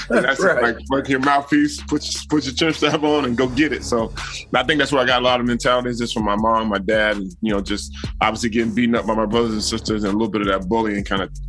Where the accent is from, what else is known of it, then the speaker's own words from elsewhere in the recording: Alabama, United States; also born or lived in Frankfurt, Germany / El Paso / Fort Knox, Kentucky; I was born in Frankfurt, Germany. And we moved from Frankfurt. I lived there for 2 years. We moved to El Paso for 3 years. Back to Germany for 3 years. Fort Knox, Kentucky for 3 years. Back to Germany for 3 years. And finally to Alabama.